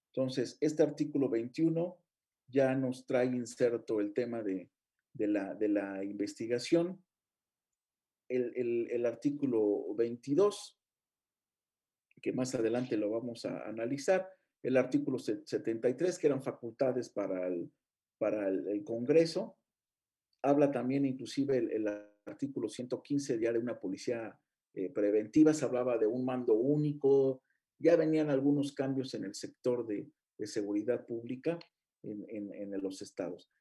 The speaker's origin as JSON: {"language": "Spanish", "country": "Mexico", "said": "como mexicano y como abogado litigante"}